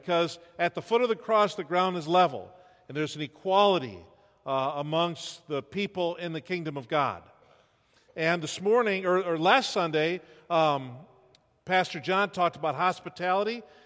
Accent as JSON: {"language": "English", "region": "New York", "country": "United States", "tie": "born or raised there", "moved": "as an adult", "lives_now": "Iowa, United States", "said": "we grew up in New York, all of our families in New York, but we can live 50 weeks in Iowa out of the year"}